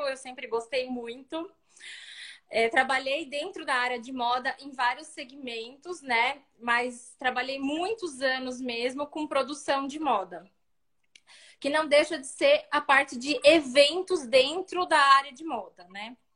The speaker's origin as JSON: {"language": "Portuguese", "town": "Sorocaba", "region": "São Paulo", "country": "Brazil", "said": "nós somos daqui de Sorocaba, né, interior de São uhum. Paulo"}